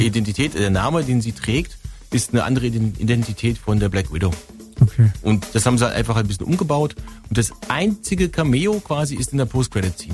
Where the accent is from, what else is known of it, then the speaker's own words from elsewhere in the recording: North Rhine-Westphalia, Germany; moved away; Ich komme ja aus Westfalen